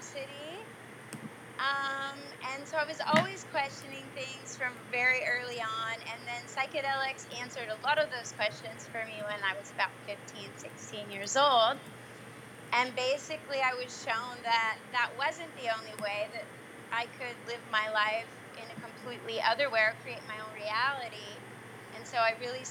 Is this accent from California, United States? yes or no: yes; Southern California, United States; moved away as an adult; now in Panama; I grew up in Southern California